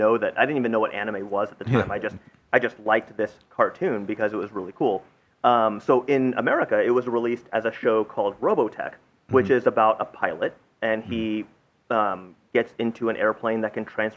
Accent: San Diego, California, United States; moved away; also born or lived in Japan; I grew up in San Diego, which is in the southwest of the United States in a state called California.

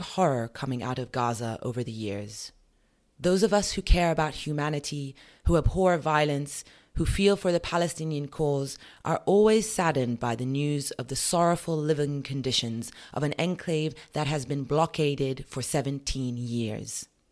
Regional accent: United Kingdom; As a British citizen

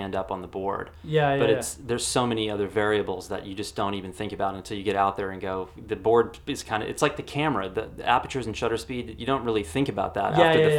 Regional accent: Texas, United States; the neighbor that I grew up next to in Texas

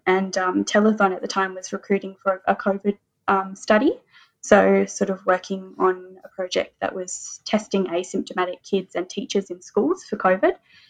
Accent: Adelaide, South Australia, Australia; I grew up in Adelaide, very privileged to grow up on Paramang and Kangana country over to the east there

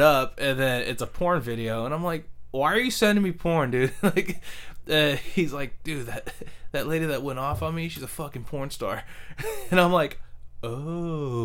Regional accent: San Jose, California, United States; East San Jose. I was born in 85. Literally been living on the same street for my whole life in East San Jose.

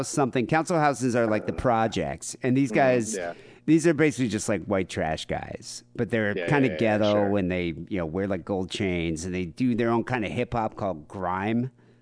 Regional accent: United States; Oh, yeah. No, I'm American.

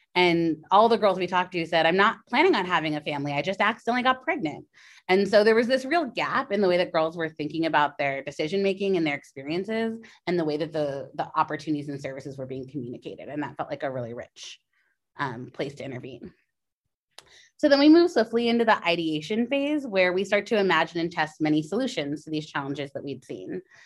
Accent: California, United States; now in New York, United States; my home state of California.

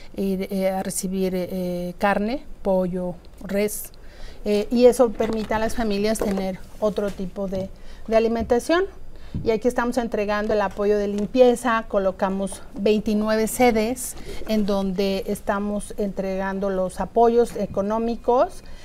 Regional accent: Mexico City, Mexico; los que somos de la Ciudad de México

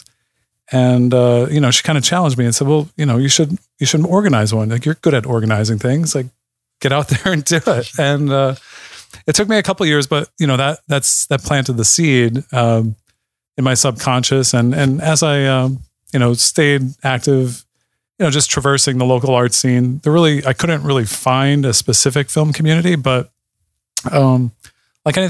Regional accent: Jessup, Pennsylvania, United States; I am from Jessup.

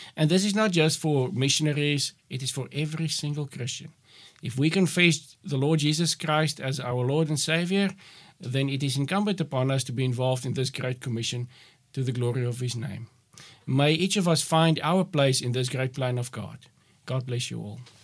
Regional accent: Northern Cape, South Africa; also born or lived in Kakamas; I'm from the Northern Cape, where the climate is much different from y-, what it is here in the Western Cape.

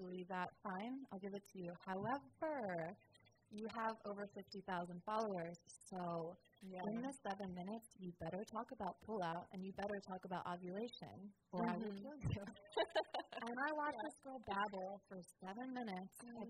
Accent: New Jersey, United States; I'm from, like, South Jersey.

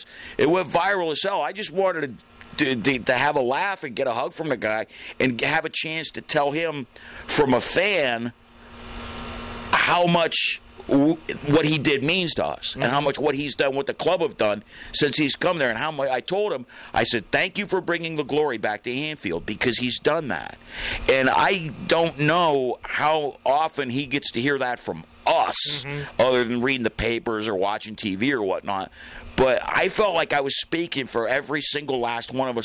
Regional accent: Youngstown, Ohio, United States; I'm from Youngstown, Ohio

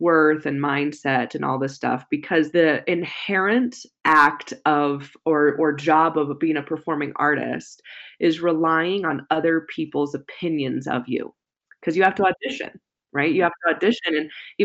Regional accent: San Jose, California, United States; I grew up in Silicon Valley area in California

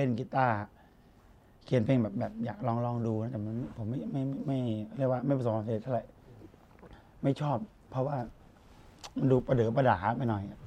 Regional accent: Udon Thani, Thailand; also born or lived in Bangkok; พ่อเป็นคนกรุงเทพแม่เป็นคนอุดรผมเกิดที่อุดร ผมก็จะไปไปมามาที่อุดร

